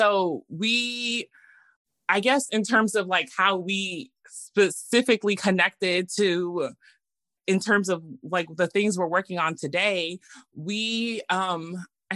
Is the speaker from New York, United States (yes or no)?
yes; New York, United States; moved away as an adult; now in Sacramento, United States; I'm actually from New York, born and raised in New York